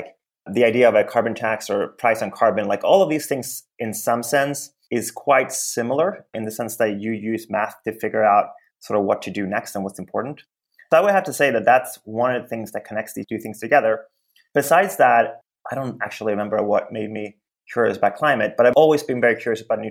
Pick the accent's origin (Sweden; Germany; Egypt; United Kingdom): Sweden; now in United States; I came to the US a long time ago. I grew up in Sweden